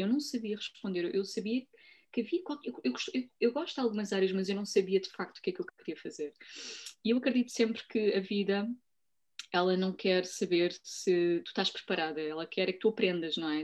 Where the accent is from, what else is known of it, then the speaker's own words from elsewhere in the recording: Portugal; eu nasci em Portugal, sou portuguesa